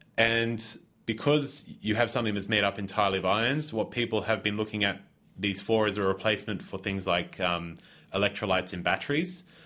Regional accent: Australia; moved away; I'm originally from Australia

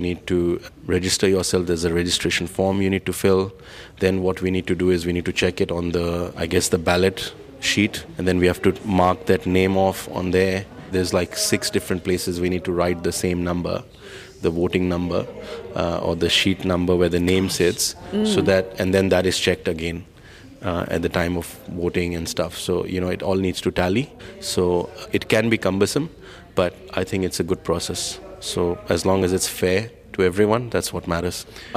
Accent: India; moved away as an adult; now in New Zealand; I came from India.

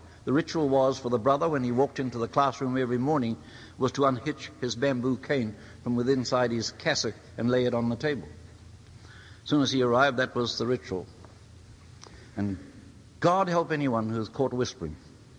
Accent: Te Tai Tokerau, Northland, New Zealand; first language Maori; English is a second language; I was born in Taitokorau into the age where, I suppose, with the exception of three of us, the rest of our people were almost illiterate or semi-illiterate.

